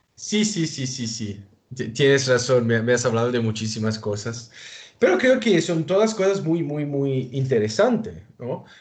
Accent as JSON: {"language": "Spanish", "country": "Italy", "second_language": "Spanish", "said": "en mi país, en Italia"}